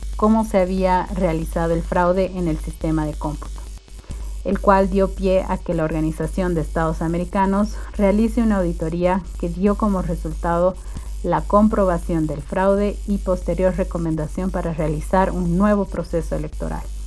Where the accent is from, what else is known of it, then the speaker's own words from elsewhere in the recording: Bolivia; mi país